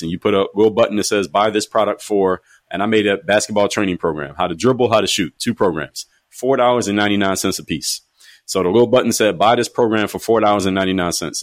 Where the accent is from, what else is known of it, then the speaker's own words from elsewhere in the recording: Philadelphia, Pennsylvania, United States; moved away as an adult; from Philadelphia, I wanted to get out of my hometown